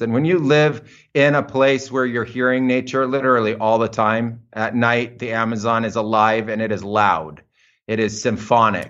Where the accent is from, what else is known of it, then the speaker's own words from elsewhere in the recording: United States; moved away; I was growing up in American suburbia